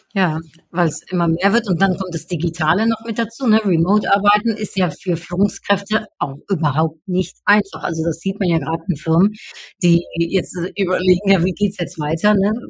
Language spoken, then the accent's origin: German; Netherlands; moved away; ich komme ja aus den Niederlanden